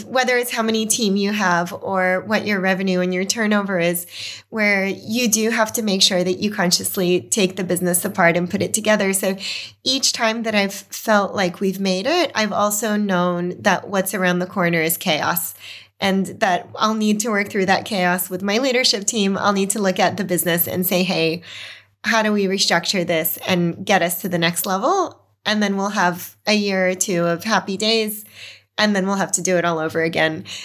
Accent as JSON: {"language": "English", "town": "New York City", "region": "New York", "country": "United States", "tie": "born or raised there", "also_born_or_lived": "Belarus / Boston", "moved": "as an adult", "lives_now": "Australia", "said": "growing up in Brooklyn, communities really formed on street corners"}